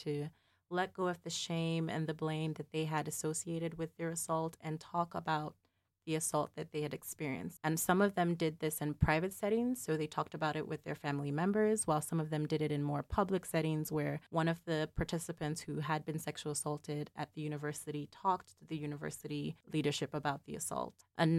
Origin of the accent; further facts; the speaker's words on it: Nigeria; So related to my identity as Nigerian American, I maintain a connection to home by working with organizations that provide services to survivors in that context.